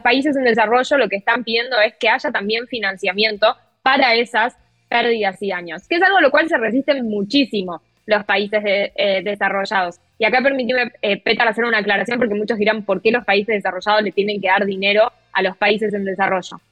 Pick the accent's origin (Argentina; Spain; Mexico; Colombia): Argentina; yo como periodista argentina